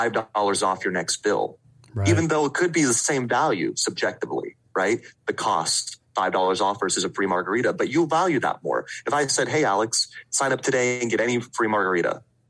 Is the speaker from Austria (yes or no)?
yes; Vienna, Austria; moved away; Yeah, so I don't have the accent, but I do still have my lederhosen. I'm originally from Vienna, Austria. Right. Okay. I moved with my dad in 1996